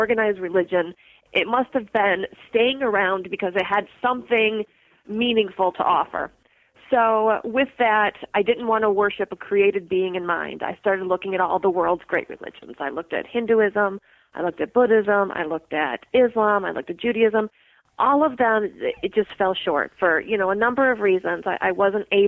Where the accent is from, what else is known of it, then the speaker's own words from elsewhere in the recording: Midwest, United States; moved away as an adult; also born or lived in Mississippi; I grew up in the Midwest